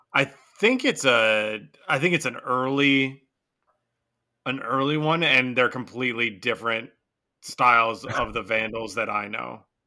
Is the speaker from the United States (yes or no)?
yes; Michigan, United States; my home state